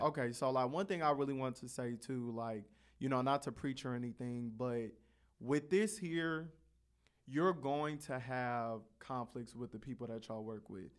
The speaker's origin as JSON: {"language": "English", "town": "Carson", "region": "California", "country": "United States", "tie": "born or raised there", "said": "I grew up in Carson, the city right next to Compton."}